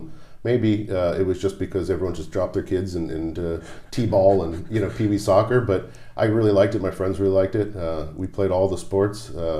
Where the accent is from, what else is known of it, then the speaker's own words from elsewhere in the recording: New Jersey, United States; moved away; South Jersey, over the bridge from Philadelphia, so it's more of a Philadelphia suburb.